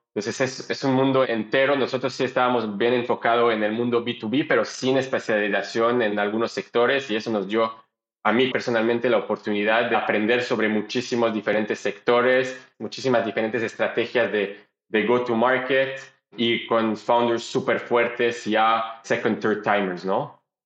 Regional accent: Belgium; Spanish is a second language; moved away as an adult; also born or lived in Boston, United States / Panama / Israel / Colombia; now in Mexico; mi familia se mudó de Bélgica a Israel

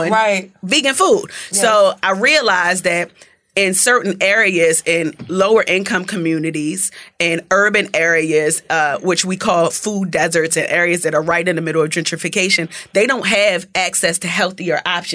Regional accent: Baltimore, Maryland, United States; accent: Baltimore; moved away as an adult; now in Atlanta, United States; I'm from East Baltimore, from around the way

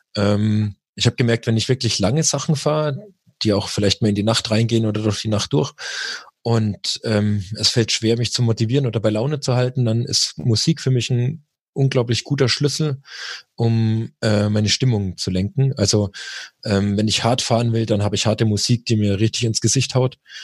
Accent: Germany; bei uns in Deutschland

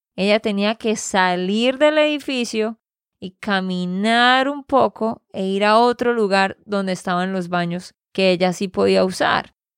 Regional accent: Santander, Colombia; de Santander, Colombia.

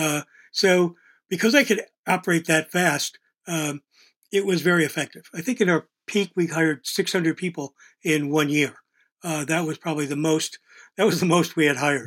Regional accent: Buffalo, New York, United States; moved away as an adult; also born or lived in Pittsburgh / Los Angeles; I was this kid from Buffalo

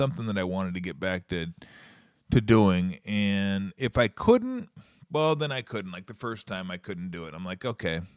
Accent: Southern California, United States; now in Alameda, United States; growing up in Southern California

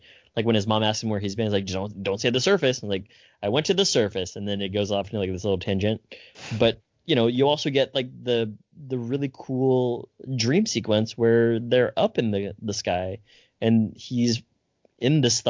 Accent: Italy; And I grew up in Italy.

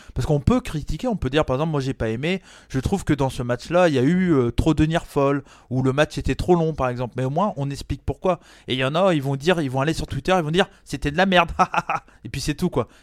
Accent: Brittany, France; j'ai la culture américaine, mais j'ai grandi en France

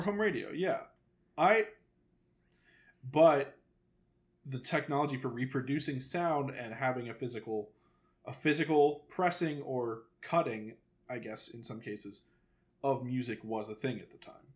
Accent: the South, United States; I am a Southern man

